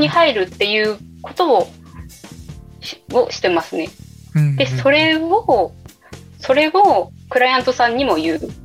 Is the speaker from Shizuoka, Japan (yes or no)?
no; Matsumoto, Nagano, Japan; moved away; 松本城って私の地元なんですね私長野県出身